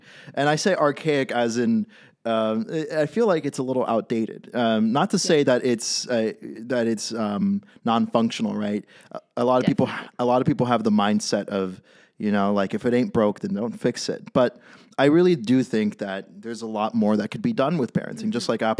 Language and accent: English; San Francisco, California, United States; accent: Californian; moved away as an adult; now in Boston, United States; you could probably hear it from my accent. I'm a Californian. Born and raised in San Francisco. Love the place, but right now I'm in Boston, Massachusetts.